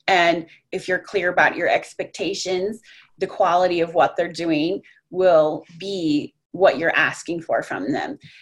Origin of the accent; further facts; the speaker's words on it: Colorado, United States; moved away as an adult; also born or lived in Orlando, Florida / South Florida; now in Texas, United States; I grew up in Colorado